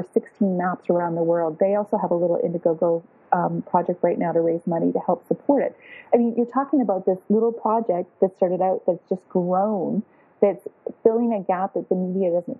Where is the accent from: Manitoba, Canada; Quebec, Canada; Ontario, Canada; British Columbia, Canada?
Ontario, Canada; Toronto; I'm from Toronto, Canada